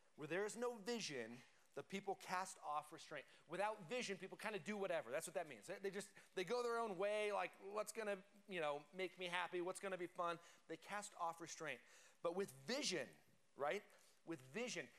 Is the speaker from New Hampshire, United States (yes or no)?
no; Colorado, United States; I grew up in Colorado